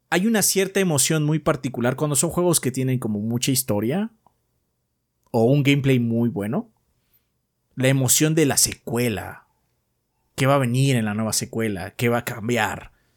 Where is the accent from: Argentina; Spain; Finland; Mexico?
Mexico; soy mexicano